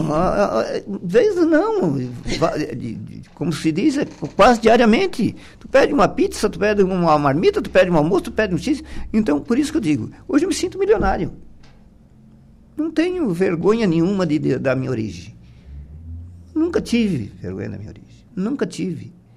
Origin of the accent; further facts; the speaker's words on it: Passo de Torres, Santa Catarina, Brazil; nós somos de Passo de Torres